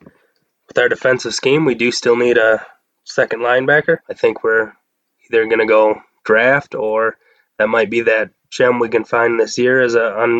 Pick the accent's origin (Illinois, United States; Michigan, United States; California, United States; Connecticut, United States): Michigan, United States; Detroit; moved away; As for the growing up in Detroit